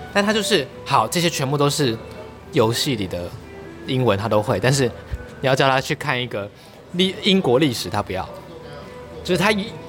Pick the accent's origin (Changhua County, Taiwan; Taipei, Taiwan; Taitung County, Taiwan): Taitung County, Taiwan; Taitung; 我是台东人